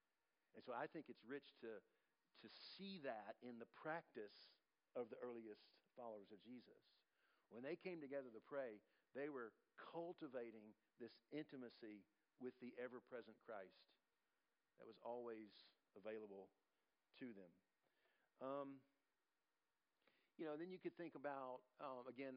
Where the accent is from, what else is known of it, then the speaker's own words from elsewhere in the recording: United States; we as Americans